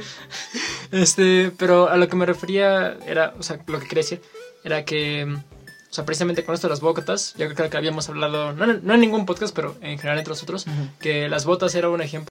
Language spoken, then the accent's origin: Spanish; Mexico; a todos los mexicanos